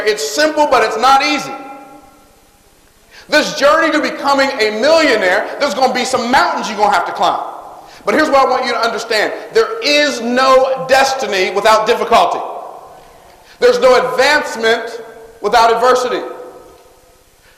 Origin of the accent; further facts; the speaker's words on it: Tampa, Florida, United States; born in Clara Fry Hospital, which is a segregated hospital in Tampa, Florida. I was born in a segregated hospital